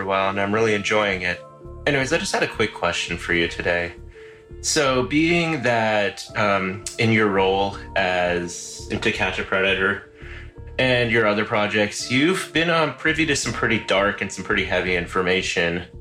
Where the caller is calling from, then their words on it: Irvine, California, United States; I'm calling from Irvine, California